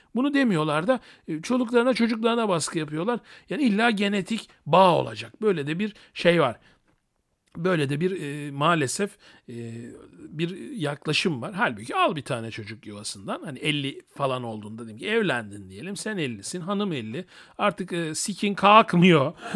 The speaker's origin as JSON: {"language": "Turkish", "country": "Turkey", "also_born_or_lived": "Thessaloniki (ancestry)"}